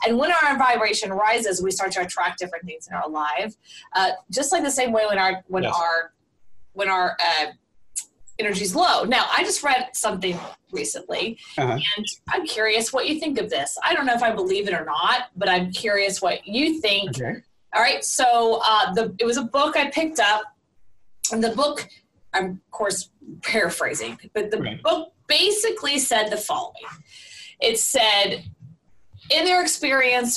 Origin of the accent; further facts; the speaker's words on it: the South, United States; moved away as an adult; also born or lived in Florida; I was born and raised in the South